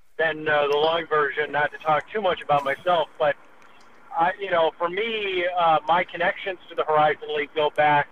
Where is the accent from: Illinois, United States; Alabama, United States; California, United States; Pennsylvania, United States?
Illinois, United States; Chicago; growing up in the Chicago area